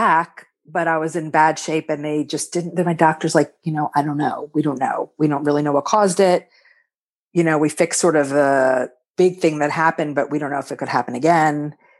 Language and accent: English; Philadelphia, Pennsylvania, United States; I'm from Philly.